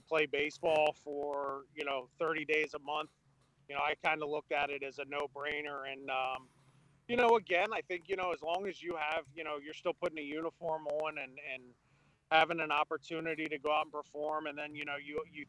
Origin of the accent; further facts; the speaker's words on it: Maryland, United States; moved away as an adult; now in Pennsylvania, United States; So Maryland is actually my home state. It's where I'm from, where I grew up